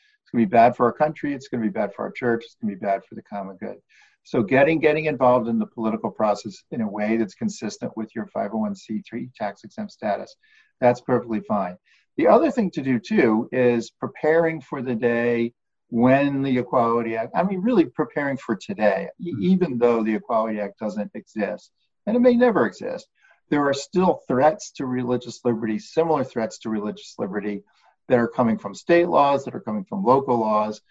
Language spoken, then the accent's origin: English; United States; we as American citizens